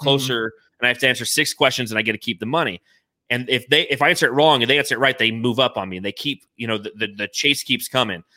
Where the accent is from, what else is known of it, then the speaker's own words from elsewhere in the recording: United States; I'm an American